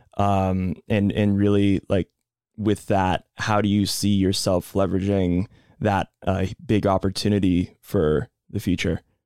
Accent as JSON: {"language": "English", "town": "Boston", "region": "Massachusetts", "country": "United States", "said": "we're both from Boston"}